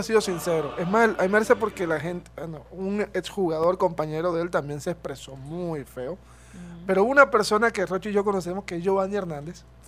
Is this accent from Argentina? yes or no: no; Colombia; nosotros los como colombianos